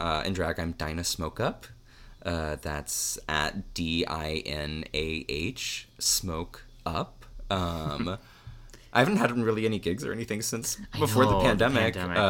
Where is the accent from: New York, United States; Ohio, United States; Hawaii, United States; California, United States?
Ohio, United States; Cincinnati; also born or lived in Athens, Ohio; I grew up in Cincinnati.